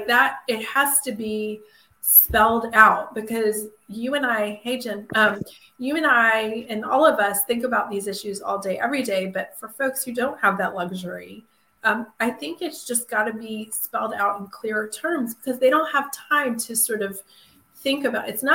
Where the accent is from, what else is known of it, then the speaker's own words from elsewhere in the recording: Atlanta, Georgia, United States; I grew up in Atlanta in the late 70s and 80s